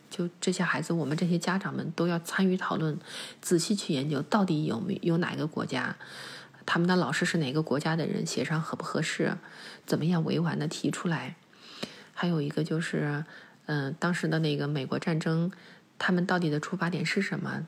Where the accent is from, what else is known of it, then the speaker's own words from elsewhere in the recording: China; 中国人，我们是传统教育下长大的人